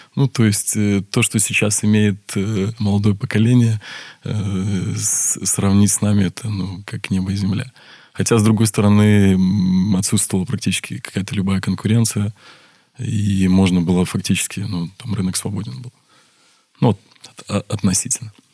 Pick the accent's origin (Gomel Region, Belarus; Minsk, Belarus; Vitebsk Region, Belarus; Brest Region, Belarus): Brest Region, Belarus; Brest; also born or lived in Saint Petersburg; родился я в городе Бресте, я брещанин коренной